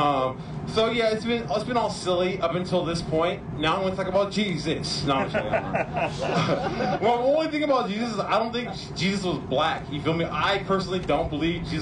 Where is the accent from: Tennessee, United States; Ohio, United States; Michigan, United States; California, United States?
California, United States; Oakland; I'm from Oakland